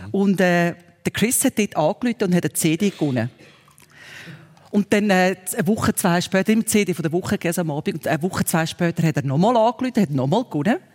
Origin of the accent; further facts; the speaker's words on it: Muri, Aargau, Switzerland; Ich bin ja in Muriargau aufgewachsen, wo wir so ein mit dem Kloster haben.